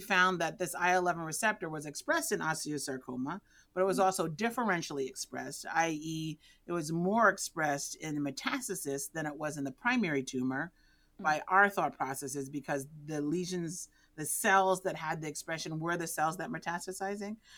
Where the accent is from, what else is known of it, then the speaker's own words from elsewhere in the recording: New York City, New York, United States; moved away as an adult; now in Texas, United States; I grew up in the Bronx